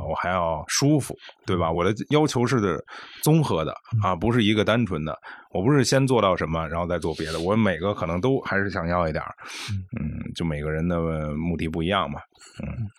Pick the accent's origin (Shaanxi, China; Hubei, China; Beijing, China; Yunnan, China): Beijing, China; 我作为一个北京人啊嗯，我，我这个欢迎了三十八年